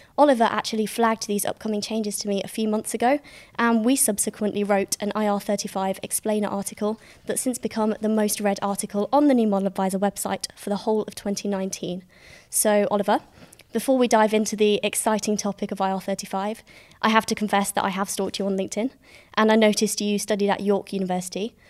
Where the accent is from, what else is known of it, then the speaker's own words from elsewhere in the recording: Staffordshire, West Midlands, United Kingdom; I come from Staffordshire